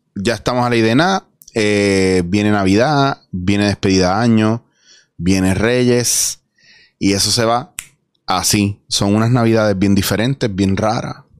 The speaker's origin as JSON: {"language": "Spanish", "country": "Puerto Rico", "said": "yo soy puertorriqueño"}